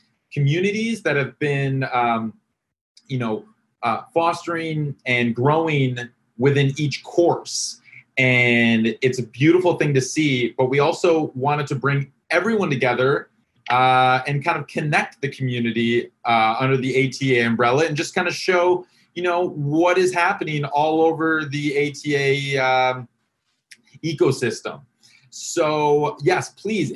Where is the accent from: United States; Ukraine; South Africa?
United States; Wisconsin; Sheboygan, Wisconsin. All right, my home state